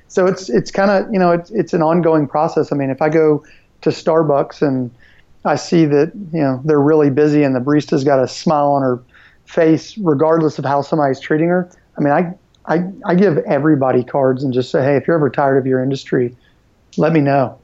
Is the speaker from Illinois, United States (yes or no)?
no; Nashville, Tennessee, United States; I'm originally from Nashville and then moved away uh, to go to college and then moved back